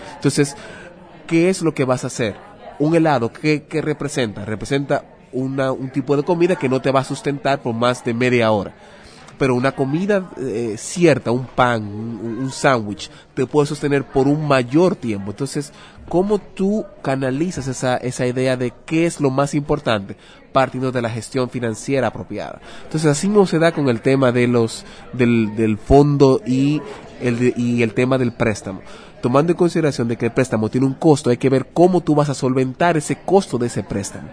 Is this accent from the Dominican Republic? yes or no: yes; Dominican Republic; soy de República Dominicana.